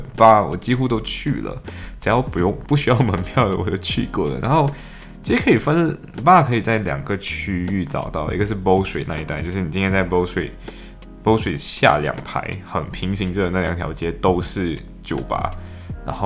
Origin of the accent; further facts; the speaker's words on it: Malaysia; now in United Kingdom; 然后我们说我们从马来西亚来